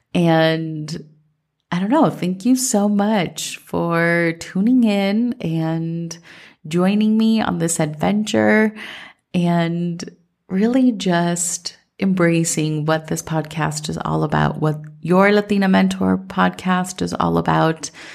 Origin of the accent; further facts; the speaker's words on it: Minnesota, United States; growing up in Minnesota